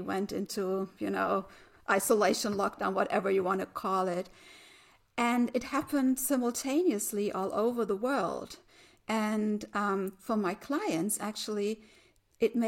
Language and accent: English; Germany; I'm from Germany